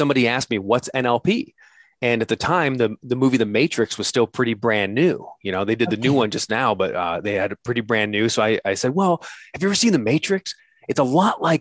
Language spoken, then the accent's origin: English; United States; I'm an American who's dead broke